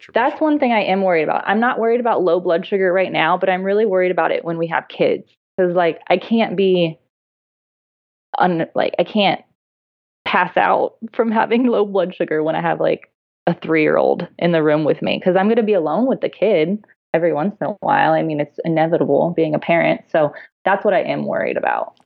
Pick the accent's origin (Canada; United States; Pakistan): United States; San Diego, California; I'm from San Diego